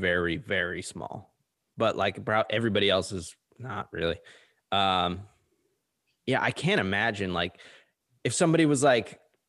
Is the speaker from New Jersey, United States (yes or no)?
yes; New Jersey, United States; I'm from Jersey.